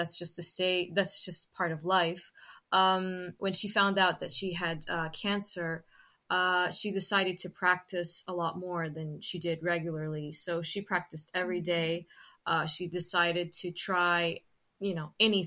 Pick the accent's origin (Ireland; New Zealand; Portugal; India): Portugal; Sintra, Lisbon; I've always lived in Sintra